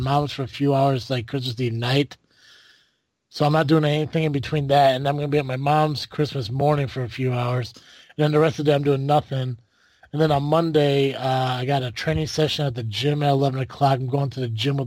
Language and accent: English; United States; I'm an American